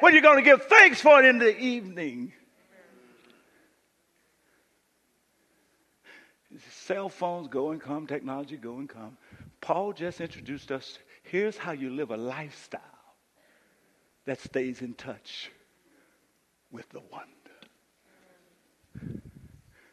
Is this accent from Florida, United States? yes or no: no; Boston, Massachusetts, United States; moved away; I'm from Boston